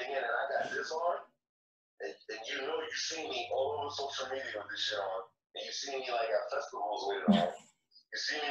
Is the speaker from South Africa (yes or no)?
no; Haiti; now in Los Angeles, United States; I'm from Haiti